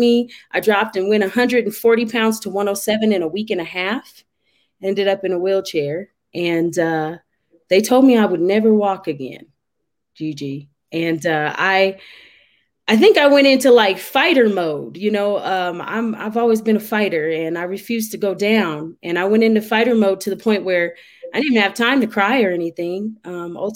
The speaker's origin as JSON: {"language": "English", "town": "Denver", "region": "Colorado", "country": "United States", "tie": "born or raised there", "lives_now": "Colorado Springs, United States", "said": "I am from Denver, Colorado. Currently, I live in Colorado Springs, Colorado, and I love it. So I am a Colorado native."}